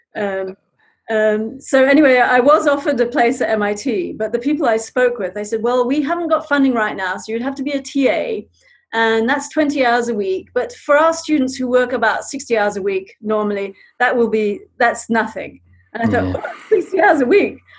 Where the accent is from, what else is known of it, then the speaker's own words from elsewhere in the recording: Zambia; moved away; I grew up in Zambia.